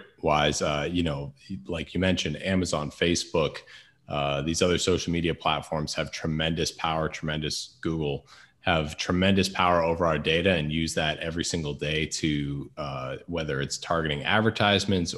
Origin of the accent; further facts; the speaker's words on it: United States; as an American